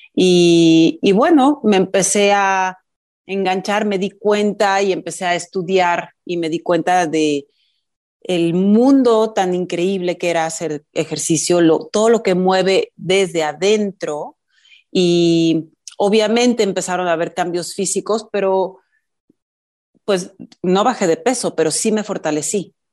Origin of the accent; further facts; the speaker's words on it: Mexico City, Mexico; mi familia mis hermanos y yo somos chilangos, pero mi familia viene de provincia